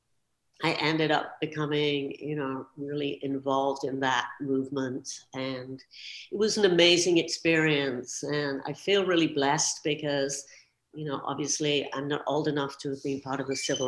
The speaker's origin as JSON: {"language": "English", "region": "London", "country": "United Kingdom", "tie": "born or raised there", "said": "growing up in London"}